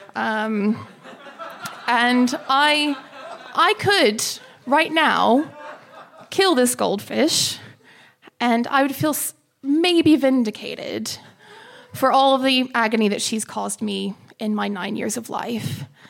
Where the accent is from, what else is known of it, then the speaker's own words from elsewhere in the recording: United States; moved away as an adult; now in London, United Kingdom; I'm American as well